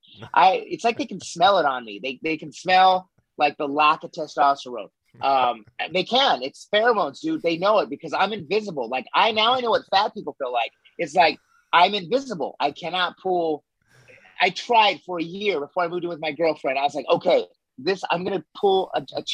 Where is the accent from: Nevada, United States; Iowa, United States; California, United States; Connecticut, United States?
Nevada, United States; Las Vegas; also born or lived in Los Angeles; I'm in Vegas right now. I grew up here.